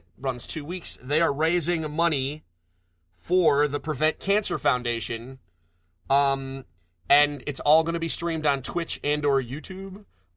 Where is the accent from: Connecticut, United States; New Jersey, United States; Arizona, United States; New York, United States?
Connecticut, United States; I'm from Connecticut.